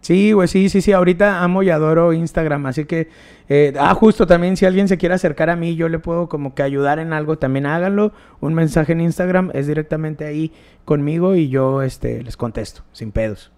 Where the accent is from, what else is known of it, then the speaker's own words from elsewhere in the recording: León, Guanajuato, Mexico; el barrio donde yo nací está culero, güey, está gacho